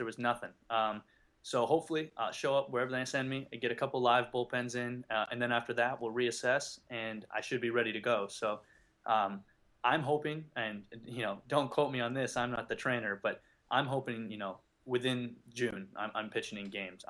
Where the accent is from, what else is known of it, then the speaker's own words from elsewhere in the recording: just outside Toronto, Ontario, Canada; moved away as an adult; I grew up in just outside Toronto